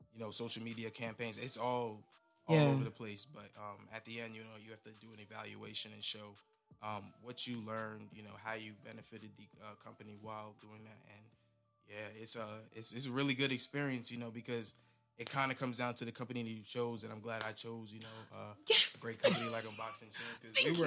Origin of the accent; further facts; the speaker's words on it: Northern New Jersey, United States; moved away as an adult; now in Maryland, United States; I am originally from Northern New Jersey